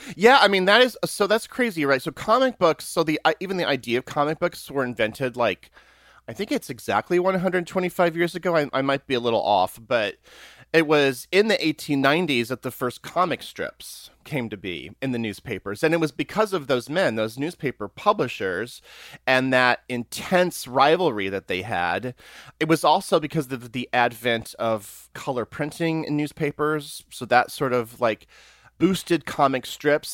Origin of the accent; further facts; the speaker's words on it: Springfield, Missouri, United States; now in New York City, United States; I'm actually from the Ozarks. I'm from Springfield, Missouri